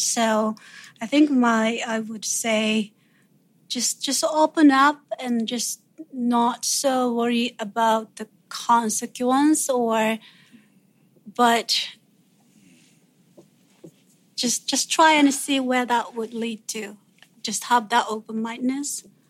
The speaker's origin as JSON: {"language": "English", "country": "Japan", "tie": "born or raised there", "said": "being a student in Japan and growing up in Japan"}